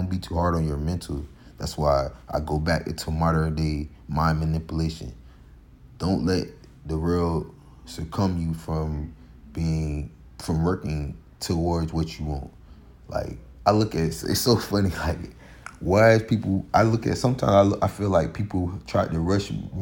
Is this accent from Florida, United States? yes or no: yes; Florida, United States; we're from Florida